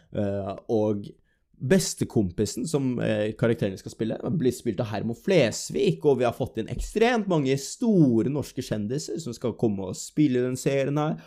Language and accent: Norwegian; Drammen, Buskerud, Norway; moved away as an adult; now in Stavanger, Norway; så kommer jeg jo ikke fra Stavanger, jeg kommer fra Drammen. Det er jo det som er hjembyen min